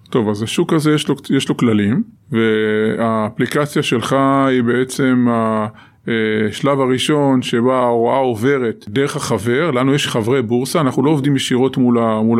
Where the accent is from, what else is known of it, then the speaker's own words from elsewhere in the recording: Northern District, Israel; אני זוכר שבזמנו כצפוני